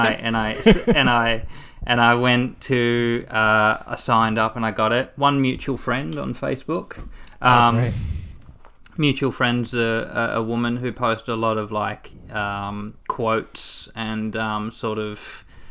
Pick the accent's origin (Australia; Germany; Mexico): Australia; Geelong, Victoria; I'm from Geelong. Grew up there.